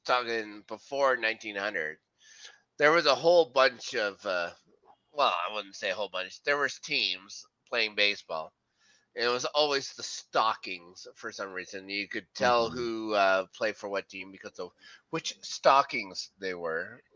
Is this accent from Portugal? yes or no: no; Canada; Being Canadian, we can get knighted because we're Commonwealth